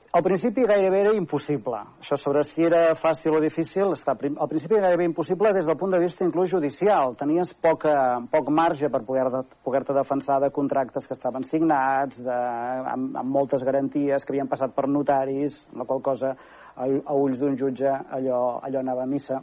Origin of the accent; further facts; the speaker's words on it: Manresa, Catalonia, Spain; also born or lived in Barcelona; De Manresa, efectivament, eh, vaig néixer, eh, sóc fill de pare i de mare manresans i, i, i he fet tota la meva vida personal aquí